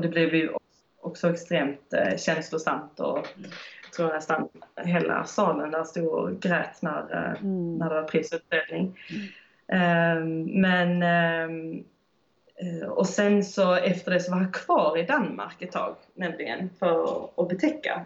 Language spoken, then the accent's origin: Swedish; Höganäs, Skåne, Sweden; moved away as an adult; also born or lived in Iceland; now in France; jag är född i Skåne, i Höganäs